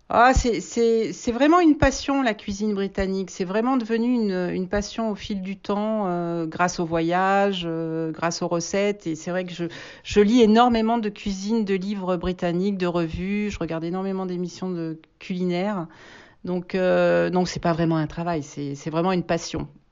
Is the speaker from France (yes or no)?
yes; Auvergne-Rhône-Alpes, France; moved away as an adult; also born or lived in England; je, suis française, je suis auvergnate, donc euh, je suis partie en Angleterre à l'âge de 19 ans